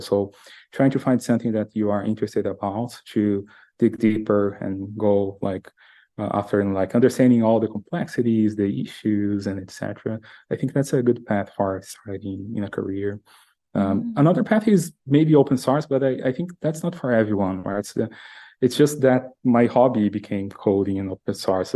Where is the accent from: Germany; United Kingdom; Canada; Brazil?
Brazil; moved away as an adult; now in United States; I'm originally from Brazil. I live in the US these days.